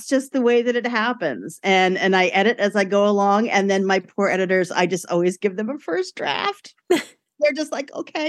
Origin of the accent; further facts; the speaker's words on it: New York City, New York, United States; I grew up in Brooklyn.